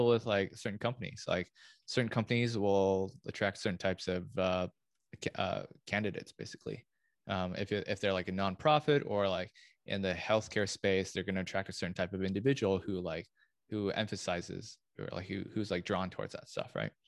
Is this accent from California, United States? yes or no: yes; Lafayette, California, United States; moved away; I'm from Lafayette, from the Bay Area